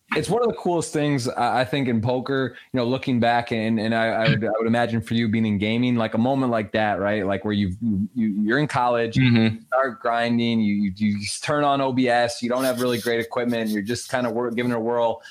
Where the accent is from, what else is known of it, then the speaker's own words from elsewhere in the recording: Michigan, United States; I grew up in in Michigan